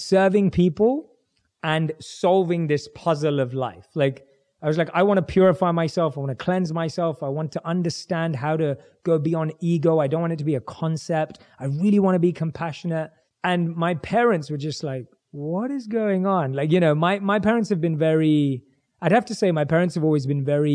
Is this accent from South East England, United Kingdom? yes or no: no; London, United Kingdom; I was growing up, born and raised in London